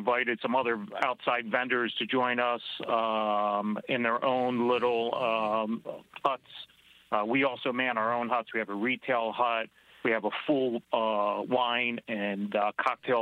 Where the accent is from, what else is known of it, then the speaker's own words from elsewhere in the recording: Philadelphia, Pennsylvania, United States; moved away as an adult; also born or lived in Singapore; I'm originally from the Philadelphia area